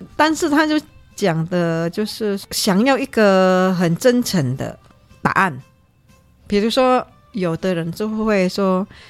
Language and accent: Chinese; Indonesia; moved away; 我们在印尼的，我乡下那边